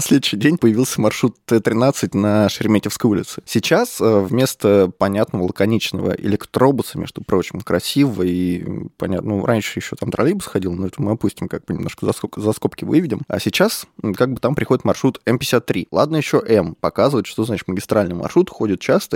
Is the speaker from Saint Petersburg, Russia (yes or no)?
no; Moscow, Russia; я родился и вырос в Москве